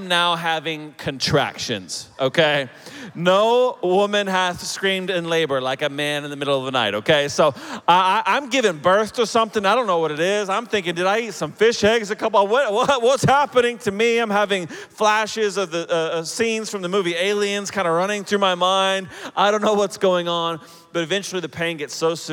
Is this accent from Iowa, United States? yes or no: no; Oklahoma City, Oklahoma, United States; also born or lived in Chicago area / Denver area; now in Denver, United States; I'm originally from Oklahoma. I grew up in Oklahoma City